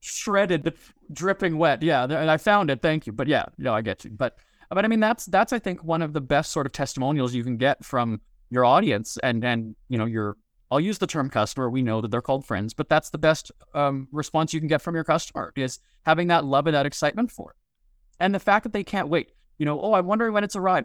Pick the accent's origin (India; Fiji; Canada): Canada; Winnipeg, Manitoba; also born or lived in Hollywood; created the brand as Winnipeg cheapskate in my hometown